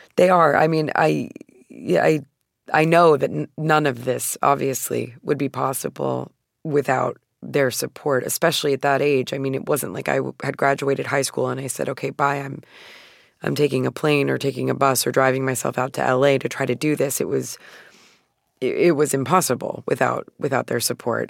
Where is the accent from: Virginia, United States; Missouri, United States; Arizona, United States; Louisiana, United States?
Arizona, United States; Phoenix; I'm from Phoenix, Arizona, and, uh, I was born in nineteen eighty-eight, so the majority of my childhood took place in the nineties